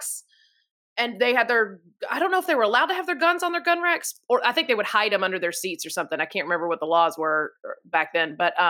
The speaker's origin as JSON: {"language": "English", "region": "Georgia", "country": "United States"}